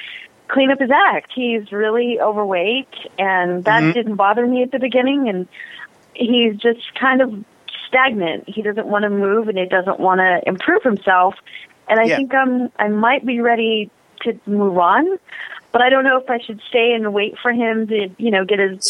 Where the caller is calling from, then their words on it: Detroit, Michigan, United States; I'm calling from Detroit.